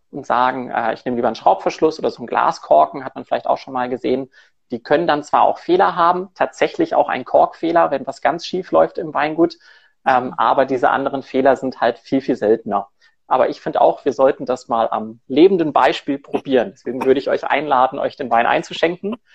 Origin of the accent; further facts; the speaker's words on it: Cologne, North Rhine-Westphalia, Germany; moved away as an adult; now in Zurich, Switzerland; Ich komme ursprünglich aus Köln, habe dann in verschiedenen Ecken in Deutschland gearbeitet, im Rheingau und in Hamburg relativ lang und lebe seit vier Jahren in Zürich